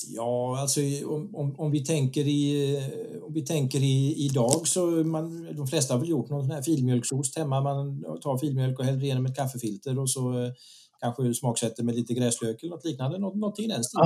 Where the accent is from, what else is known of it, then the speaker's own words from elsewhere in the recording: Visby, Gotland, Sweden; moved away as an adult; jag är född och uppvuxen i Visby